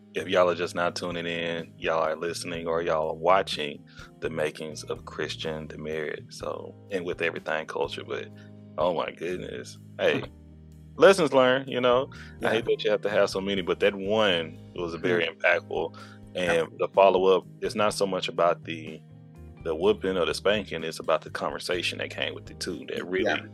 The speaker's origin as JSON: {"language": "English", "region": "Texas", "country": "United States", "said": "I'm from Texas"}